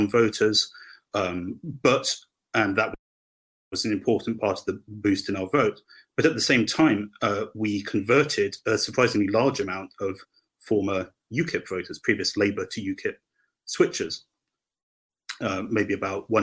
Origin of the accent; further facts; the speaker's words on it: Hampshire, South East England, United Kingdom; I'm from Hampshire